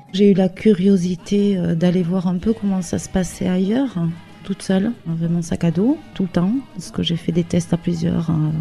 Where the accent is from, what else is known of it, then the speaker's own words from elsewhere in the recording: Hendaye, Nouvelle-Aquitaine, France; also born or lived in Spain / French Polynesia / Bayonne; je suis native d'Andaille